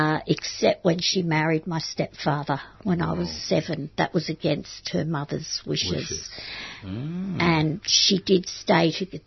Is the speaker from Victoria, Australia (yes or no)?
yes; Melbourne, Victoria, Australia; also born or lived in Camberwell; I went to Solway State School. Excuse me? Solway, Ashburton.